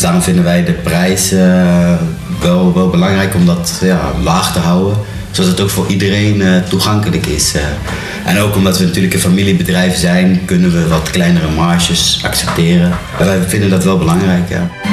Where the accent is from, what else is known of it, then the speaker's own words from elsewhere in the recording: Netherlands; moved away as an adult; now in Belgium; 30 jaar, geboren in Nederland